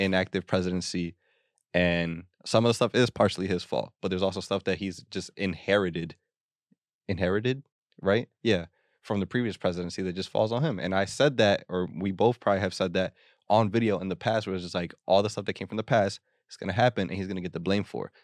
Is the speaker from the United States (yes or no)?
yes; United States; we're fucking American